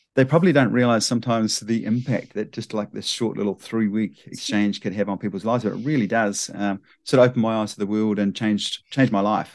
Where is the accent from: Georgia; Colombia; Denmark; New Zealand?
New Zealand; Dunedin, Otago; moved away as an adult; also born or lived in Wellington; now in Japan; born in Dunedin, down in the deep south, and grew up there, went to, you know, high school there, university and everything like that. So, sort of really Dunedin boy